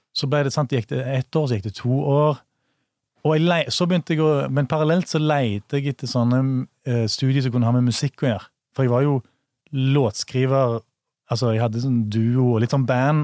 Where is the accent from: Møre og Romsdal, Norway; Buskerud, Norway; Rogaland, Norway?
Rogaland, Norway; Bryne; also born or lived in Stord; mine foreldre som, fl som flytta til Bryne, da. Ja. På Jæren. Og, og, der har jeg jo vokst opp, da.